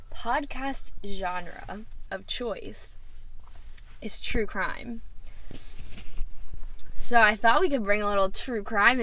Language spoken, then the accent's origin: English; Maryland, United States; I went to Salisbury, and I'm from Maryland.